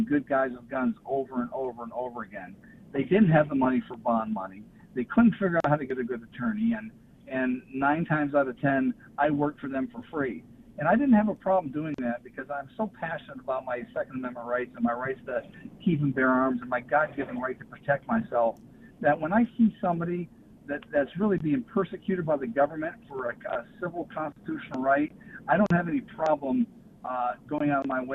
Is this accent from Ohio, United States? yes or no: yes; Cincinnati, Ohio, United States; I'm from Cincinnati, Ohio.